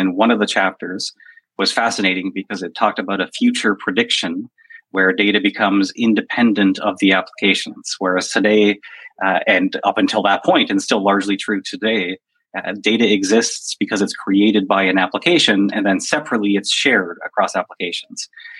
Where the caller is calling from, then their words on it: Toronto, Ontario, Canada; From Toronto.